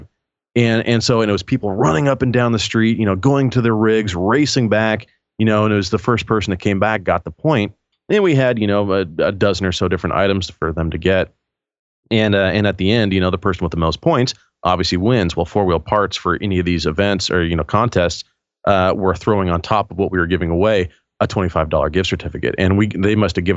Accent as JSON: {"language": "English", "town": "Gresham", "region": "Oregon", "country": "United States", "tie": "born or raised there", "said": "I'm just outside of Portland. My hometown is called Gresham, where I live, and it's just about 15, 20 minutes outside of Portland"}